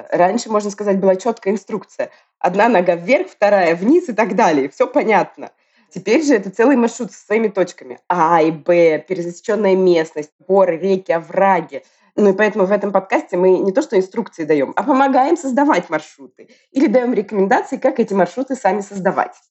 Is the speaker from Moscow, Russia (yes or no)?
yes; Moscow, Russia; now in Tbilisi, Georgia; При этом я родом из Москвы, ты из Петербурга, и вот мы поддерживали связь все это время и волю суп случайно оказались в Тбилиси в этом году.